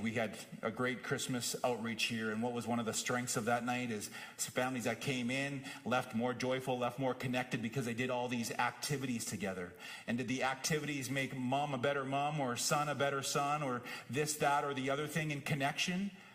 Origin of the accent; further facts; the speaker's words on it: Whitewood, Saskatchewan, Canada; moved away; Both my home in Saskatoon and my home growing up in Whitewood